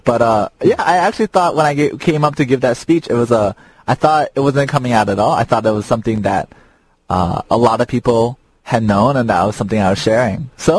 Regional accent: Chicago, Illinois, United States; moved away; I was raised in Little Italy, Chicago for a while.

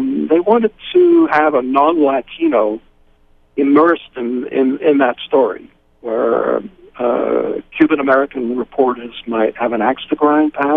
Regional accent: United Kingdom; moved away; also born or lived in Phoenix / Costa Rica; I'm British

